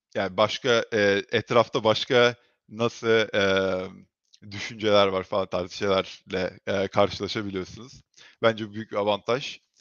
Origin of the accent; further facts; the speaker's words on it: Turkey; moved away as an adult; now in United States; Türkiye'de büyüdüm